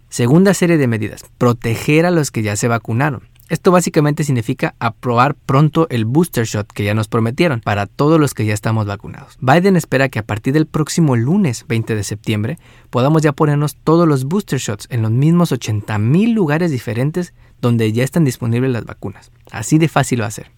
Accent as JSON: {"language": "Spanish", "country": "Mexico", "moved": "as an adult", "lives_now": "New Jersey, United States", "said": "Llevo más de 26 años aquí en Estados Unidos y soy orgullosamente mexicana."}